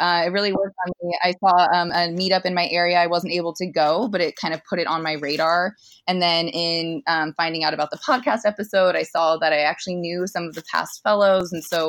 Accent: Arizona, United States; now in Los Angeles, United States; I'm from Arizona

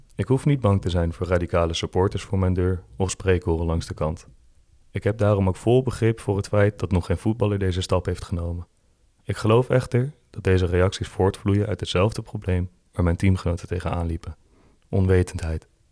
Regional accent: Veenendaal, Utrecht, Netherlands; Ik ben opgegroeid in Veenendaal

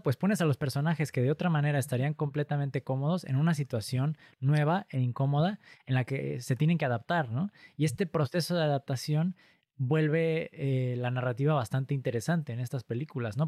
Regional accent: Pachuca, Hidalgo, Mexico; yo crecí cerca de un pueblo minero, yo soy de Pachuca Hidalgo

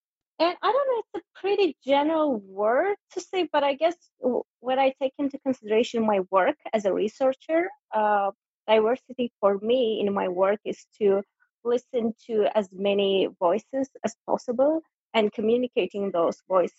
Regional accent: Azerbaijan; also born or lived in Denmark / Lithuania; now in Gothenburg, Sweden; I'm originally from Azerbaijan, but I live in Sweden, Gothenburg currently.

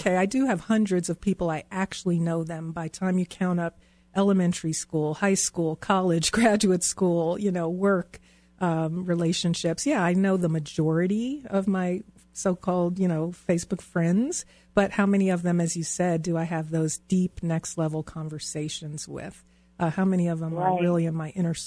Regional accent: East Coast, United States; moved away as an adult; also born or lived in Virginia; now in Denver, United States; All of my friends and family who I grew up on the East Coast, everyone I knew lived on the East Coast.

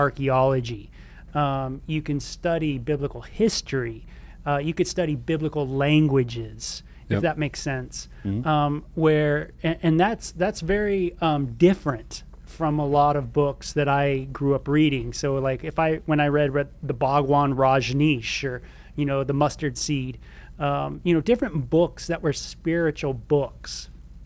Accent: Southern California, United States; now in Tucson, United States; where I grew up in Southern California

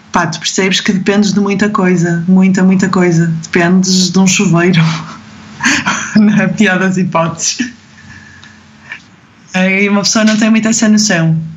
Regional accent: Mozambique; moved away as an adult; porque eu venho da África, venho de, de Moçambique, de um sítio onde não tens nada, onde as prioridades são completamente outras

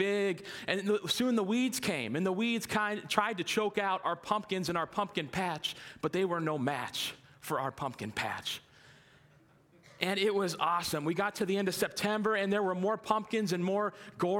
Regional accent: North Canton, Ohio, United States; now in Green, United States; I was born and raised in North Canton, lived here most of my life

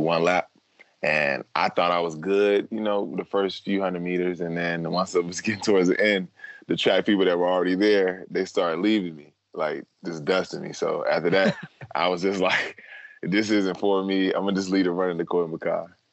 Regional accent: Durham, North Carolina, United States; growing up in North Carolina

